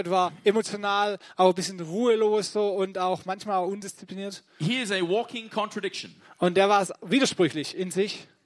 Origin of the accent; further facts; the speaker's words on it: Baden-Württemberg, Germany; I, ich komme aus dem Ländle. Ich {S0} bin Schwabe.